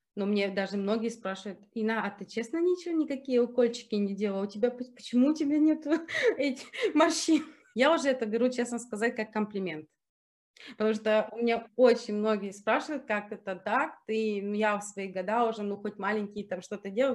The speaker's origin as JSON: {"language": "Russian", "country": "Germany", "tie": "born or raised there", "also_born_or_lived": "Ukraine / Zurich, Switzerland", "said": "Я как выросла в Германии, я, ну, я практически, я в шесть лет переехала в Германии, и я тут пошла в школу, окончила университет, работала."}